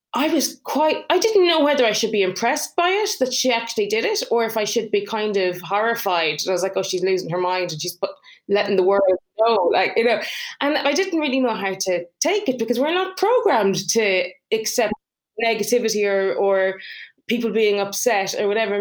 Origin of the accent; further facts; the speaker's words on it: Ireland; moved away; I'm from Ireland. So if I go to see my parents, they live over there.